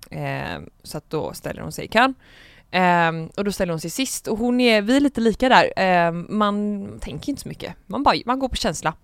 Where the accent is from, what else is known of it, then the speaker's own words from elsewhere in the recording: Gothenburg, Västra Götaland, Sweden; är 22 år gammal från Göteborg